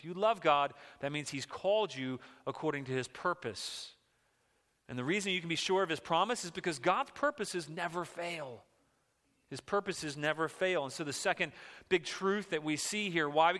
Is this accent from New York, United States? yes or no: no; just outside Washington, D.C., Virginia, United States; I grew up just outside of Washington, D.C., in the boonies in Virginia, and then we moved closer to it